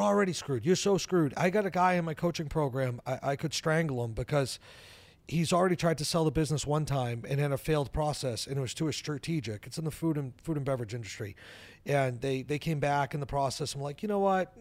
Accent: New Hampshire, United States; I live in New Hampshire, I grew up in New Hampshire.

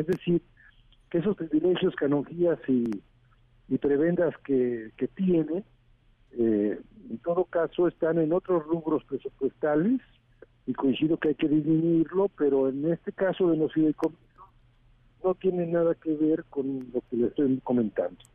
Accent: Mexico; somos todos los mexicanos

